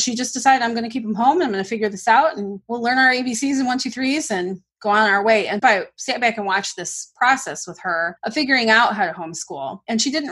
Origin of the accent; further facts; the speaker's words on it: Michigan, United States; moved away as an adult; now in Memphis, United States; we're originally from the Midwest, from Michigan